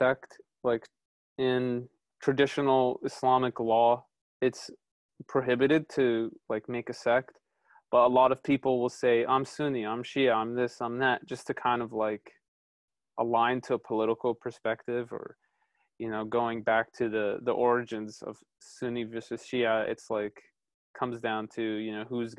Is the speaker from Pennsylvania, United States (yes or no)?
yes; Pennsylvania, United States; also born or lived in Cleveland, Ohio; growing up in Pennsylvania, the Muslim community is not large here at all